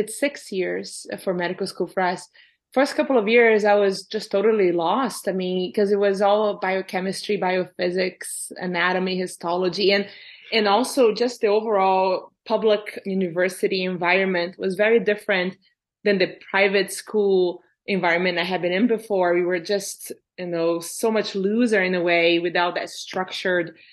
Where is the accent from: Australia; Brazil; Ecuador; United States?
Brazil; now in Canada; So growing up in Brazil, so I grew up middle-class family in Brazil